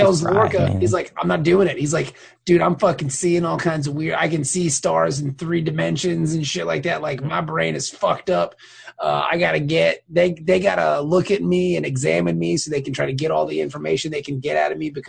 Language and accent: English; Hampton Roads / Norfolk, Virginia, United States; I always tell people that I'm from, where are you from? Norfolk, because most people know where Norfolk, Virginia is.